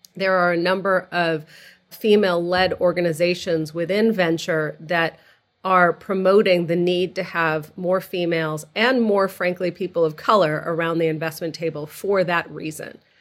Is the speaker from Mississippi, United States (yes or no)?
no; outside of Boston, Massachusetts, United States; moved away as an adult; also born or lived in California; I grew up outside of Boston. I, like you, I'm a child of Egyptian immigrants to the country